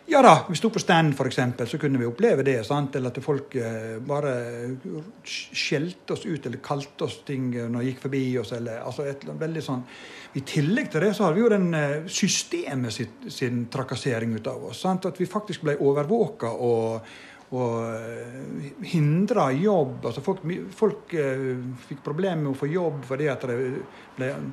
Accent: Vågsøy, Vestland, Norway; born or raised there

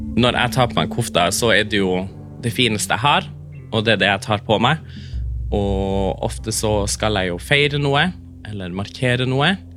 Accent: Karasjok, Finnmark, Norway; first language Northern Sami; Norwegian is a second language; jeg har jo vokst opp i eh, hjemme nordpå. At det samiske er rundt meg i, i flertall, f.eks. i Karasjok

